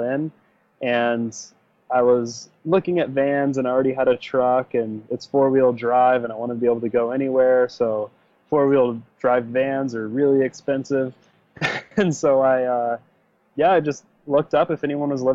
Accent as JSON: {"language": "English", "town": "Clark Fork", "region": "Idaho", "country": "United States", "tie": "born or raised there", "said": "I'm from Clark Fork, Idaho, which is a small town way up north by Lake Ponderé. And it's about 500 people, really tiny. But yeah, I grew up there"}